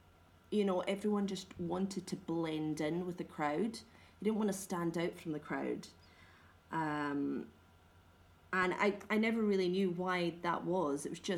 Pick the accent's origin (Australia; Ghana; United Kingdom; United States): United Kingdom; Scotland; As you know, I'm Scottish